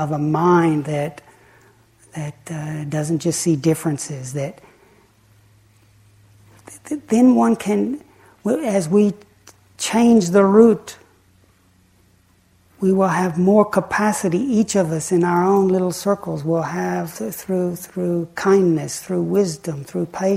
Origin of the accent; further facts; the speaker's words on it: the Bible Belt, United States; I grew up in the Bible Belt